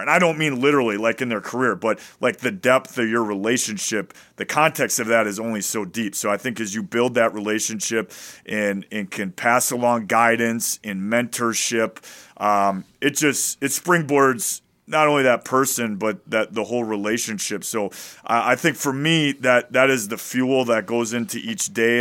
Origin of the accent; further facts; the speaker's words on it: Wisconsin, United States; I'm from Wisconsin